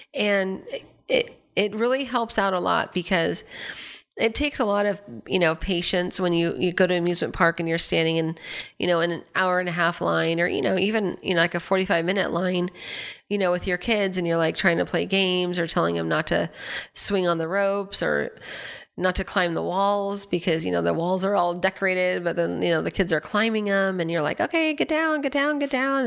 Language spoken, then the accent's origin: English; Anaheim, California, United States; I grew up in Anaheim